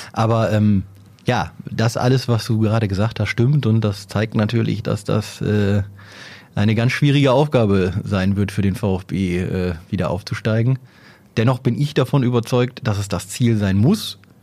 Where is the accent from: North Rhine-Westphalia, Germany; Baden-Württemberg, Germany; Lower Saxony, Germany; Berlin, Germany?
Lower Saxony, Germany; Oldenburg; als Oldenburger